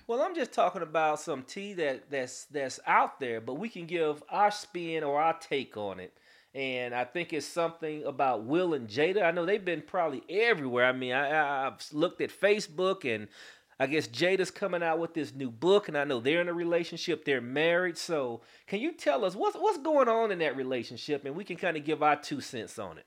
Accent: St. Louis, Missouri, United States; now in Atlanta, United States; I'm originally from Saint Louis, Missouri, but I've been in Atlanta, Georgia since nineteen ninety-one

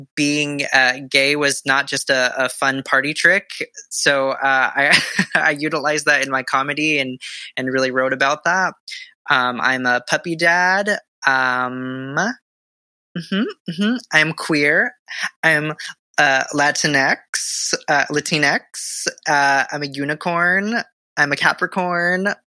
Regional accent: Southern California, United States; moved away as an adult; now in New York City, United States; I grew up in Southern California, born and raised

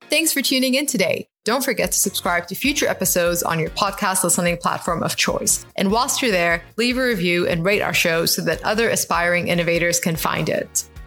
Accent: Bahrain; I grew up in the Middle East and I'm Bahraini, I'm Arab

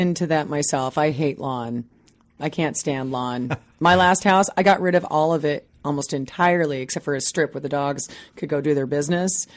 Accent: Midwest, United States; now in Seattle, United States; I grew up in the Midwest on a three-quarter acre lot

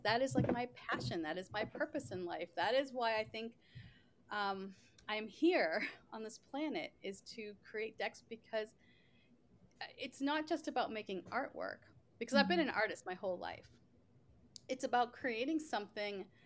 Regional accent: Boston, Massachusetts, United States; moved away as an adult; now in Seattle, United States; I'm originally from Boston

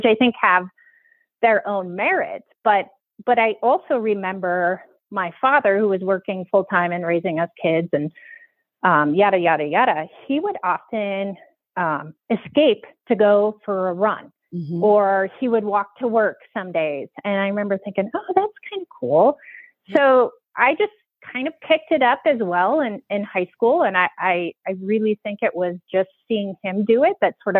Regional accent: Iowa, United States; moved away as an adult; also born or lived in Minnesota / Arizona; now in Park City, United States; I grew up in Iowa, did undergrad there

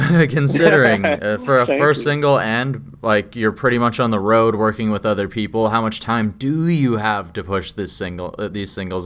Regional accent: Saskatchewan, Canada; moved away as an adult; now in British Columbia, Canada; Oh, so I'm originally from Saskatchewan, so I've only been in BC for the last 3 years

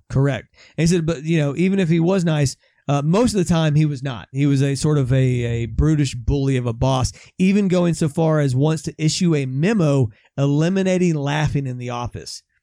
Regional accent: United States; I also am an American

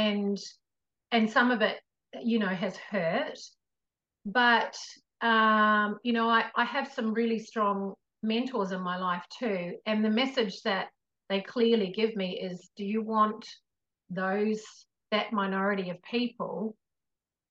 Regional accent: New Zealand; I come from New Zealand as well.

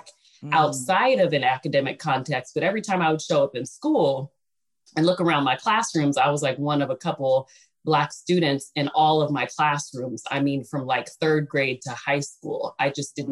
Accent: Fresno, California, United States; also born or lived in Mississippi; I am from Fresno, California

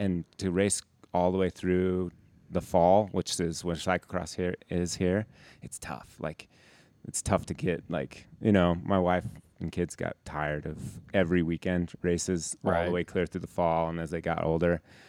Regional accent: Heber, Utah, United States; I grew up in Heber and I grew up here.

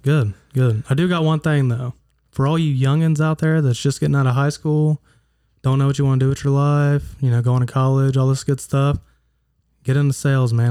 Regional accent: Huntington, United States; I am from Huntington

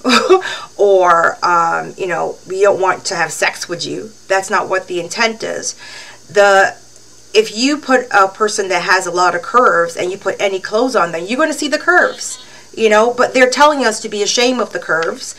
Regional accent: Barbados; now in Canada; When I first came here, they'll say, where are you from? I say, Barbados

